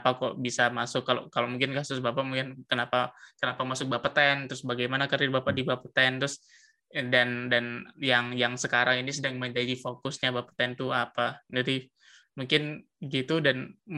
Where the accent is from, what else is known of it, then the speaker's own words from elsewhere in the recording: Surabaya, East Java, Indonesia; saya orang Surabaya juga, Pak.